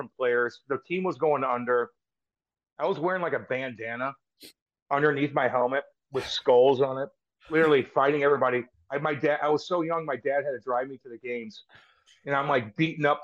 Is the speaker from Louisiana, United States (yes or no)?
no; Eureka, Missouri, United States; also born or lived in Windsor, Ontario; I grew up in Eureka, Missouri, which is about 7 miles directly south of here